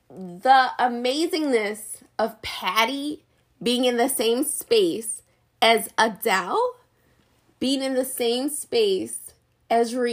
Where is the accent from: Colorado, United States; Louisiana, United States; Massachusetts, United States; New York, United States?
Louisiana, United States; New Orleans; I mean, I'm from New Orleans.